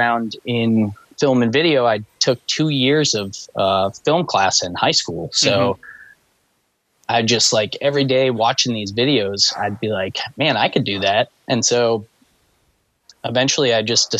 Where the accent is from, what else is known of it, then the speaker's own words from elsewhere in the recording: New Hampshire, United States; also born or lived in Boston, Massachusetts; I was born in Boston, like right outside of the city, but I grew up in New Hampshire, and I've been bouncing back and forth my whole life